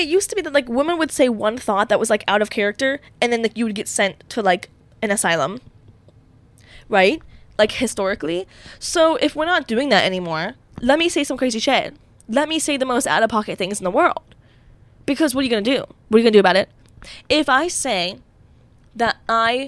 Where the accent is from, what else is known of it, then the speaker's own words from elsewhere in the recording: Pittsburgh, Pennsylvania, United States; I'm from Pittsburgh.